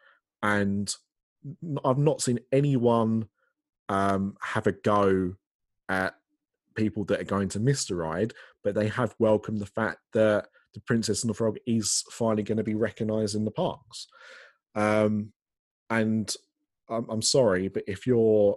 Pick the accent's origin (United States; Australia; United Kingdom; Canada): United Kingdom; England; I'm English